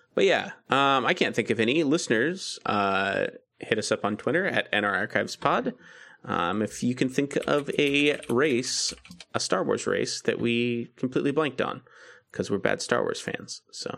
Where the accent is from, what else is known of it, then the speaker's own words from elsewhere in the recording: United States; I'm American